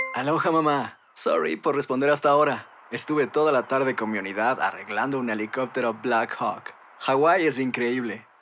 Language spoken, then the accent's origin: Spanish; Mexico; moved away as an adult; now in United States; me fui de México, me fui a los Estados Unidos